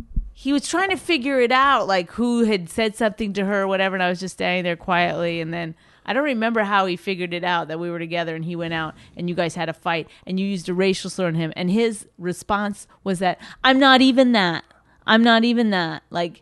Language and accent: English; Canada; I'm Canadian, so I probably stood like at least 10 minutes before I even said anything.